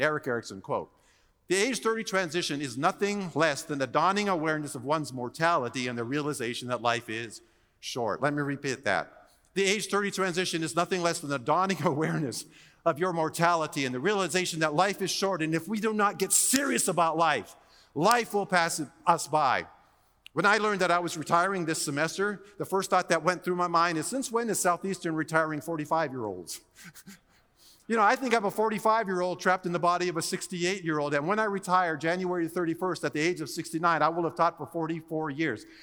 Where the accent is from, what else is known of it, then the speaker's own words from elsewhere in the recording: Hawaii, United States; moved away; also born or lived in Oahu / California / Dallas; I was born and raised in Hawaii